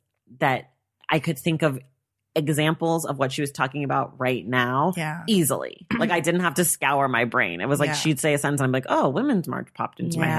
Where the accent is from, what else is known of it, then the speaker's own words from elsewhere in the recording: United States; we're both American.